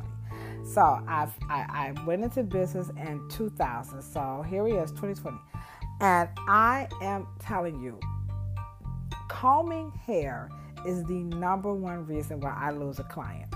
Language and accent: English; United States; I'm an American